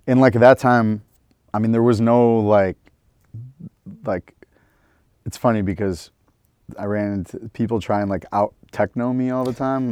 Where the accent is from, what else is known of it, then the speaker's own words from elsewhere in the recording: Detroit, Michigan, United States; moved away; three generations of Detroit Jews